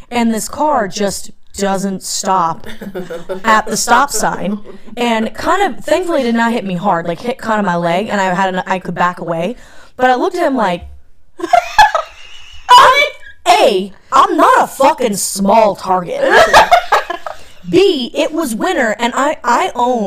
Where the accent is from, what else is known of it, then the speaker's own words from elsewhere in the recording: North Carolina, United States; moved away; I grew up in North Carolina